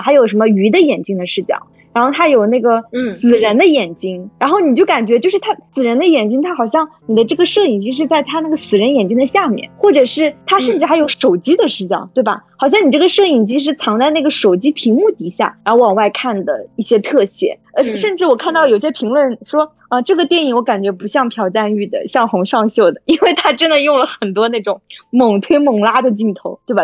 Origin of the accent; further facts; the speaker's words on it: China; 因为我是中国人